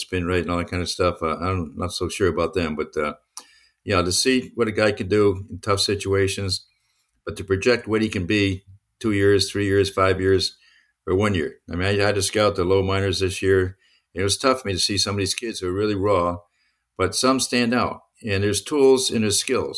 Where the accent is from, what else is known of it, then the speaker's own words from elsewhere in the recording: Connecticut, United States; I'm from Connecticut.